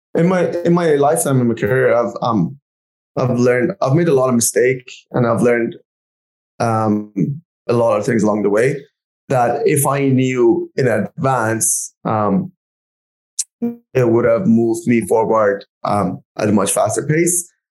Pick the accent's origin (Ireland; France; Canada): Canada; as a Canadian